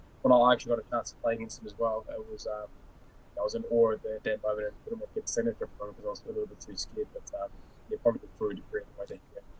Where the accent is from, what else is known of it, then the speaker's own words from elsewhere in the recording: New Zealand; when I was growing up in New Zealand